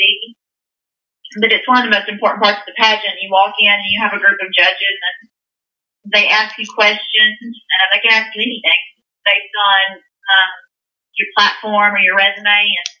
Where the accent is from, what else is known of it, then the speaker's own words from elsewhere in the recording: Texas, United States; I'm from the Texas tribe